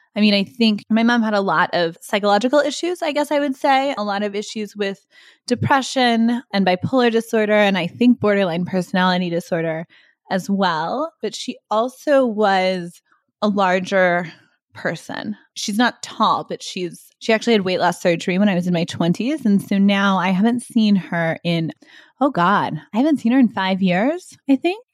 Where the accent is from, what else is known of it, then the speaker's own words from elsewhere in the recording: Texas, United States; moved away; when I was a kid growing up in Texas